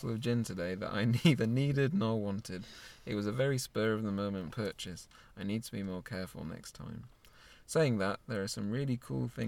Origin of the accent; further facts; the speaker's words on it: Scarborough, Yorkshire and the Humber, United Kingdom; The reporter for the local newspaper decided, asked us where we were from, and upon hearing we we're from Scarborough, said, We can't print that.